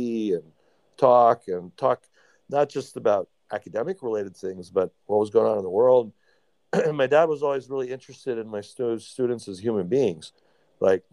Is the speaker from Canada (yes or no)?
no; Baltimore, Maryland, United States; I was born in Baltimore. So at the time, I mean, I grew up in the early 70s in Baltimore.